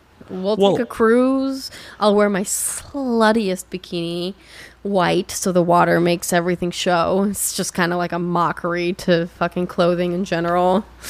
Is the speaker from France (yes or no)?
yes; France; born there; No, I'm not. I was born in France.